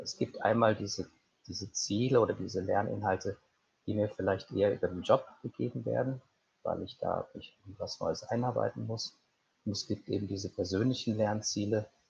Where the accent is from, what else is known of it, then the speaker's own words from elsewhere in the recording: Cologne, North Rhine-Westphalia, Germany; moved away as an adult; also born or lived in Swabia / Trier / Portugal; now in Munich, Germany; vielleicht begonnen in, in Schwabenländle, bin aufgewachsen in Köln